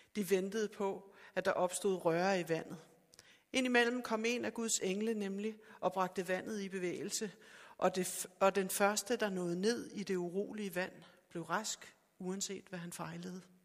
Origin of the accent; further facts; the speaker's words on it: Sorø, Zealand, Denmark; jeg er fra Sorø